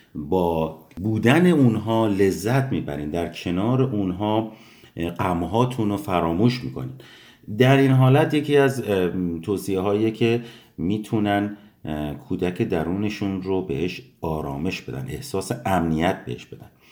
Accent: Iran; now in United States; به ایران سفر کردیم به محله های دوران کودکیمون بریم

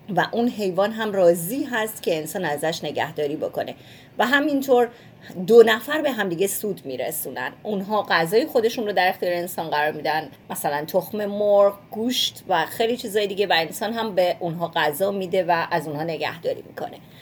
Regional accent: Iran; moved away; همیشه با گربه بزرگ شدیم اونطوری که من یادمه خب مسلما توی ایران شاید نوع نگاه فرق بکنه اما به عنوان یه بچه

